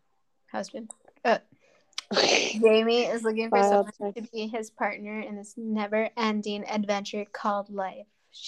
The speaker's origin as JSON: {"language": "English", "region": "Minnesota", "country": "United States", "said": "I'm also from Minnesota because I forgot that it did happen in Minnesota."}